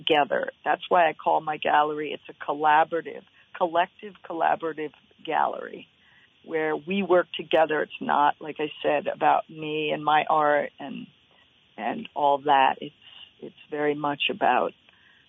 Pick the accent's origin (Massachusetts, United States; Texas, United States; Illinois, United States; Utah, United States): Massachusetts, United States; the Berkshires; also born or lived in Oregon; now in Waitsfield, United States; I grew up in the Berkshires